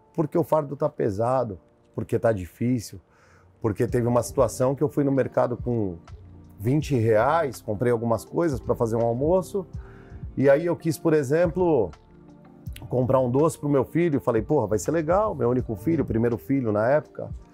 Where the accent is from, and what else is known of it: São Paulo, Brazil; born or raised there; also born or lived in Araçatuba